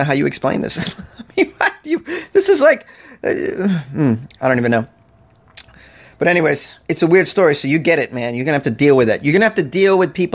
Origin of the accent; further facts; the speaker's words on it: New England, United States; I'm from New England, man, and we do traditional lobster